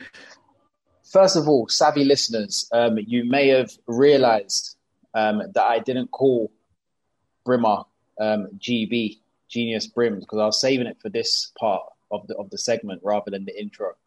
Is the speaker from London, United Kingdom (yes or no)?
yes; London, United Kingdom; We're all from London.